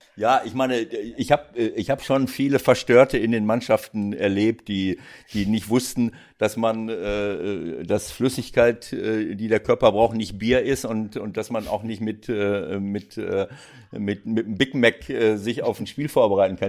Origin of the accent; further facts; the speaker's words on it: Germany; bei uns in Deutschland